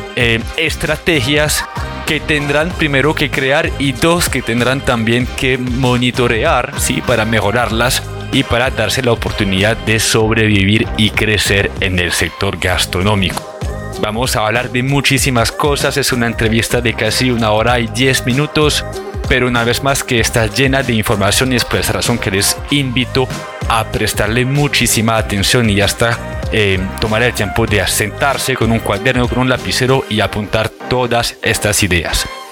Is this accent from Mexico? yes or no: no; France; now in Colombia; estuve viajando en mi país, estuve en Francia